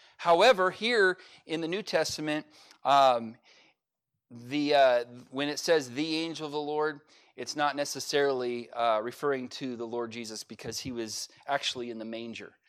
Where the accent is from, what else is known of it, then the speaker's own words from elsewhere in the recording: California, United States; now in Oklahoma, United States; I'm from California